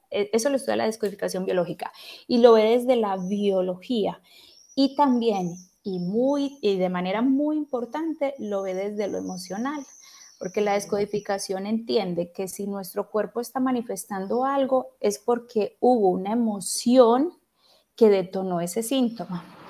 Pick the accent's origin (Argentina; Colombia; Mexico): Colombia; Pereira, Risaralda; also born or lived in Bogotá, Colombia / Spain; now in Turin, Italy; soy colombiana, en este momento estoy residiendo en Italia, vivo en el norte de Italia, en Turín, aquí límite con, bueno, es la parte más norte de Italia. estudié, estudié en España. Y antes de eso, bueno, yo nací en Pereira, en el hermoso eje cafetero colombiano, pero hace muchos años me fui de allí porque vivía en Bogotá.